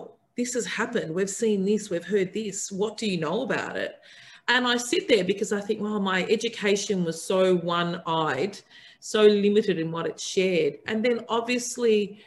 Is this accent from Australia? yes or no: yes; Australia; as an Australian